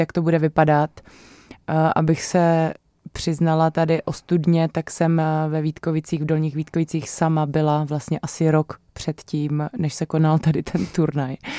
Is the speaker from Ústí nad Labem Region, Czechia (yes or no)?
no; Ostrava, Moravian-Silesian Region, Czechia; já jakožto eh, rodačka z Ostravy